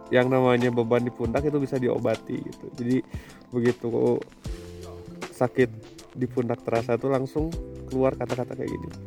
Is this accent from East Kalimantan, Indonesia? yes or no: no; Subang, West Java, Indonesia; uh, saya orang Wantilan Wantilan di mana Wantilan tuh daerah Subang ya